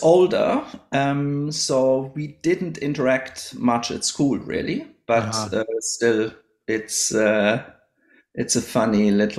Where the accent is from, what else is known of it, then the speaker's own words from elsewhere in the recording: Idar-Oberstein, Rhineland-Palatinate, Germany; now in Australia; I grew up in a town called Idar-Oberstein, which nowadays has 25,000 inhabitants or so. It's in the west of Germany, not too far from the French and the Luxembourg border.